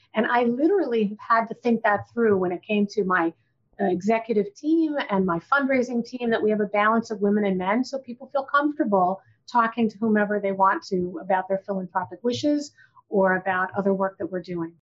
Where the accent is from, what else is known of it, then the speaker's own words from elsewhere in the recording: Rochester, New York, United States; moved away as an adult; I was from Rochester, so it would make sense, my hometown